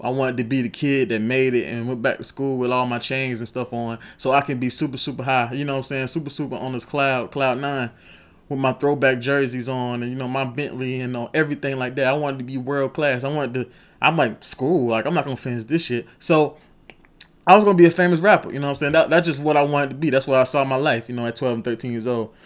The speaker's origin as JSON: {"language": "English", "town": "Rock Hill", "region": "South Carolina", "country": "United States", "said": "I'm from Rock Hill, South Carolina"}